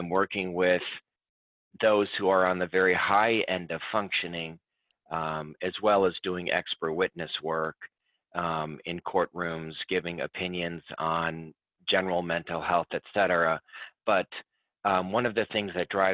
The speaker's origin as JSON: {"language": "English", "town": "Libertyville", "region": "Illinois", "country": "United States", "tie": "born or raised there", "said": "I grew up in the Midwest in the U.S. of A. in Illinois in a small town called Libertyville"}